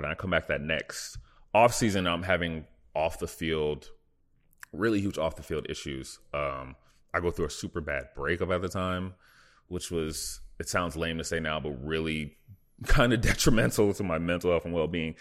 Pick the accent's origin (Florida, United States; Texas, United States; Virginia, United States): Texas, United States; Dallas; moved away as an adult; also born or lived in Buffalo, New York / Indiana; now in Los Angeles, United States; growing up in the Dallas, Texas